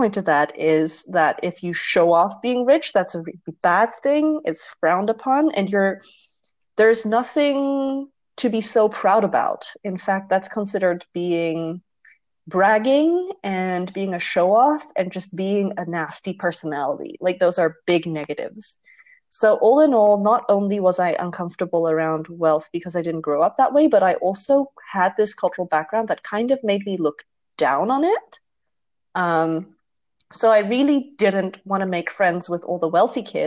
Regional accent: Netherlands; growing up in Holland

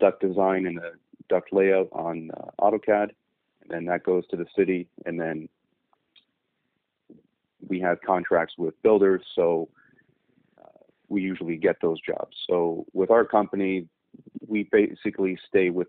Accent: Niagara Falls, Ontario, Canada; I went to West Lane Secondary in Niagara Falls

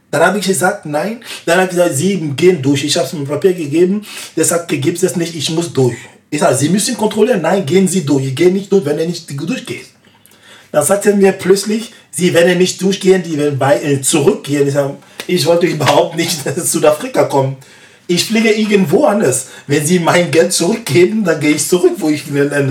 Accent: West, Côte d’Ivoire; In meinem Land, ich komme eigentlich aus dem Westen.

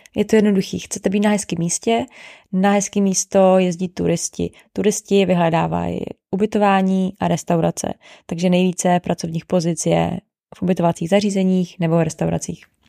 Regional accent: Czechia; My jako Češi

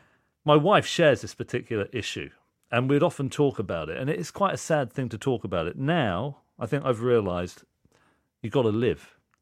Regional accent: Reading, South East England, United Kingdom; Reading, yeah.

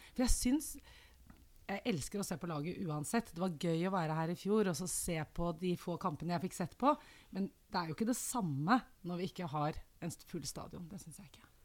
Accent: Oslo, Norway; Jeg vokste opp i Oslo

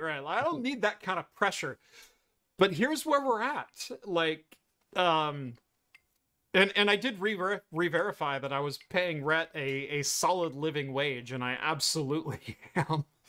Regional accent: Eugene, Oregon, United States; I grew up in the Eugene Springfield metro area, um, of Oregon.

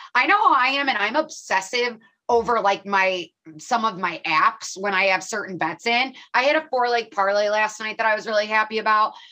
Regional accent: Illinois, United States; I'm from Illinois

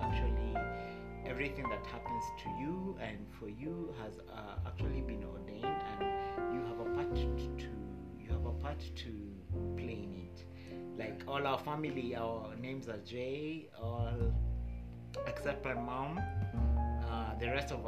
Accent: Kenya; I am Kenyan by birth and born and bred in Kenya.

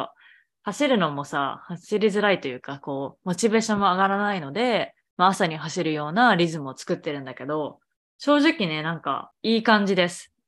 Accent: Japan; moved away as an adult; now in Boston, United States; 日本生まれ日本育 ち

